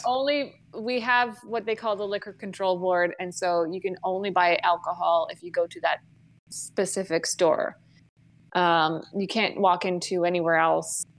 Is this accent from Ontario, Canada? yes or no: yes; Grey Bruce County, Ontario, Canada; I'm from Ontario, so I feel like I've been around it enough. Like, I'm from Grey Bruce County